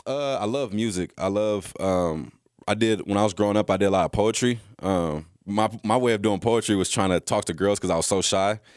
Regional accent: California, United States; moved away as an adult; also born or lived in Texas; I came from California

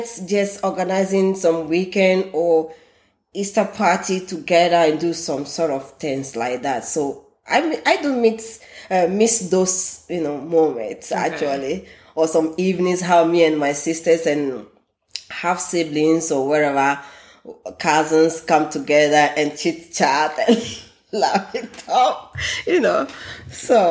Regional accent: southern Ghana, Ghana; first language Ewe; English is a second language; moved away as an adult; now in Iceland; I'm a Ghanaian, a proud one, and from the southern of Ghana. And we speak different dialects as well in Ghana, but I speak Ewe, or Anglo language, yeah. That is my mother tongue.

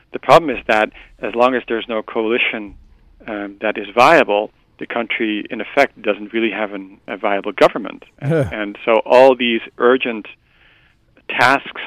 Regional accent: Netherlands; I'm from the Netherlands

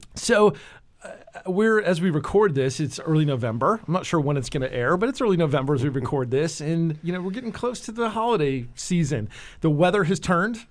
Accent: New Jersey, United States; also born or lived in California / Florida; now in Nashville, United States; I grew up in New Jersey

